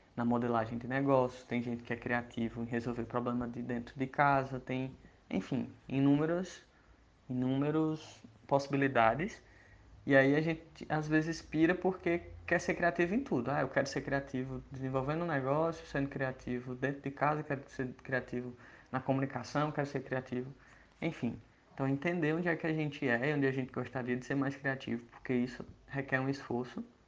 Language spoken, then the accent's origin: Portuguese; Iguatu, Ceará, Brazil; moved away as an adult; now in Campina Grande, Brazil; eu sou cearense, eu tenho 20, 28 anos, eu nasci lá no interior do Ceará, numa cidade chamada Iguatu, e aí eu vim para Campina Grande, na Paraíba, onde eu moro hoje, estudar engenharia civil